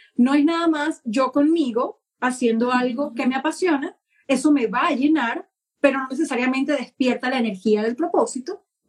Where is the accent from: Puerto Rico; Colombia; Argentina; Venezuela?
Venezuela; now in United Kingdom; soy venezolana y vivo en el Reino Unido